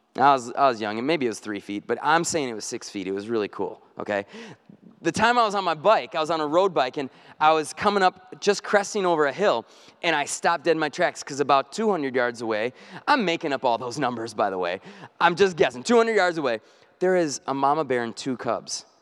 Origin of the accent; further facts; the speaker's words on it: North Woods, United States; I grew up in the North Woods.